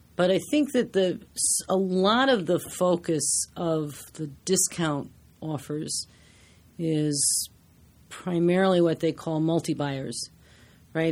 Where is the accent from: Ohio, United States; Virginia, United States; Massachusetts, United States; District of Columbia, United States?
District of Columbia, United States; Washington; now in New York, United States; I grew up in Washington, D C, and I took theater classes.